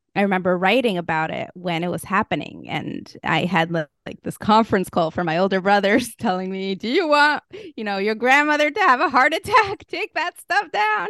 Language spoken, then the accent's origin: English; Moscow, Russia; moved away; I grew up in Moscow, Russia.